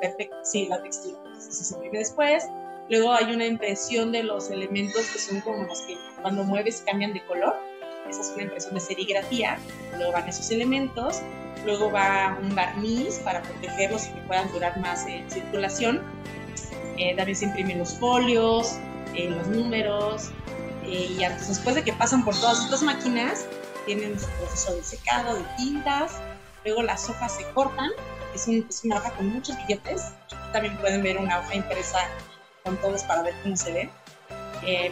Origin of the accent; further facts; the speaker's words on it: Mexico; todos nosotros como mexicanos